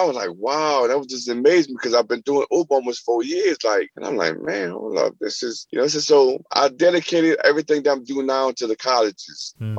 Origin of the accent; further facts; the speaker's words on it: New Orleans, Louisiana, United States; I'm from New Orleans, and it, you know, we got jazz, we got bounce music